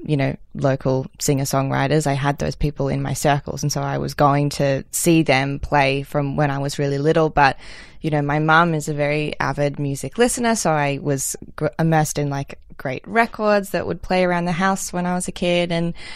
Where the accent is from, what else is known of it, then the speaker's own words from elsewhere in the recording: Melbourne, Victoria, Australia; I grew up in Melbourne. I've actually lived in the same house my whole life